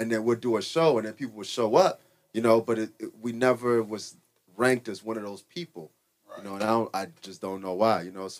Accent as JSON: {"language": "English", "town": "Chicago", "region": "Illinois", "country": "United States", "tie": "born or raised there", "said": "Yeah, born and raised in Uptown."}